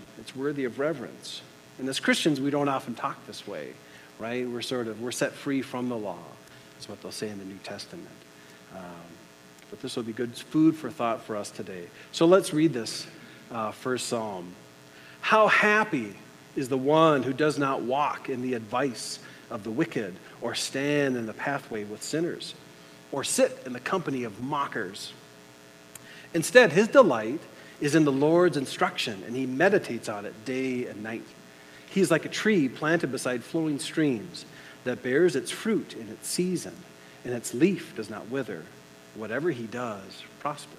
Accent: United States; as an American, on the 4th of July here

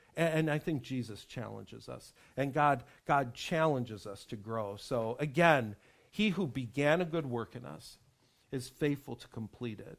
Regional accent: Western New York, United States; I was growing up in Western New York

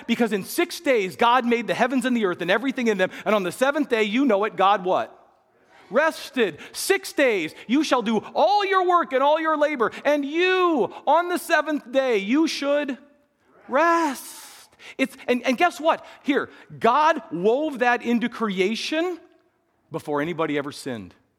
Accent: Midwest, United States; we were raised in the Midwest

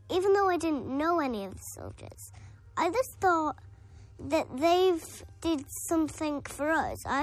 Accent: Darlington, North East England, United Kingdom; And I am five and a half and I come from Darlington.

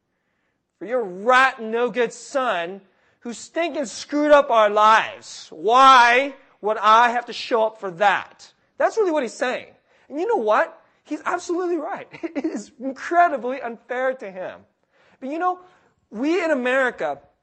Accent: California, United States; I'm from California

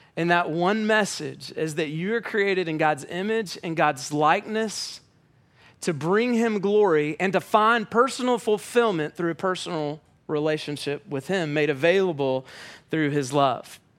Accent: Atlanta, Georgia, United States

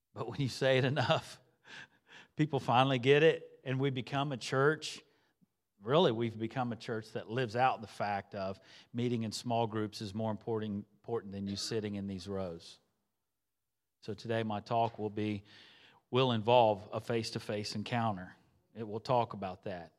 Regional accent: Xenia, Ohio, United States; moved away as an adult; I'm originally from Xenia, Ohio.

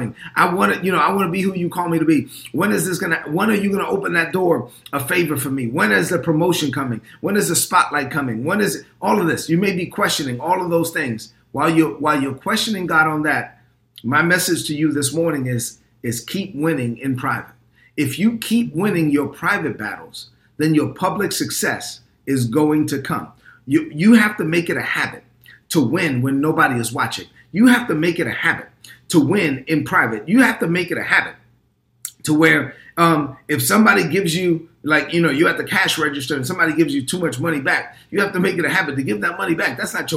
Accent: New York City, New York, United States; I'm a Dominican kid from Brooklyn. I'm proud to say that my mother came to this country in 1970 and I was born in 1972 and I grew up in East New York, Brooklyn

